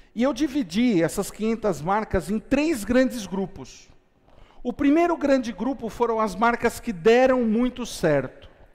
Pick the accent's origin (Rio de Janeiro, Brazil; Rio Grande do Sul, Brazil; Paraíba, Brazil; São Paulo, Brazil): São Paulo, Brazil; São Caetano do Sul; Eu tinha 10 anos de idade, eu morava em São Caetano do Sul, na região do ABC Paulista